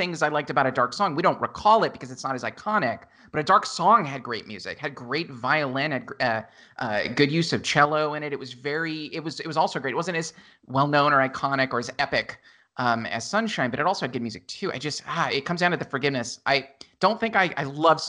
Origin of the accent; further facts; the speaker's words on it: California, United States; I'm born and raised in California